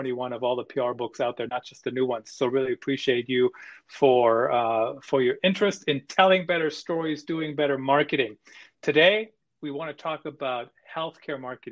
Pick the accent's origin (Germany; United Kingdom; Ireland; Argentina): Germany; moved away; I grew up in Germany